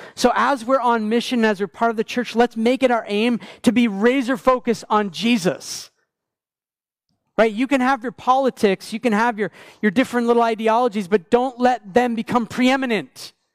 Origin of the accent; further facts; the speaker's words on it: Maine, United States; moved away; I grew up in Maine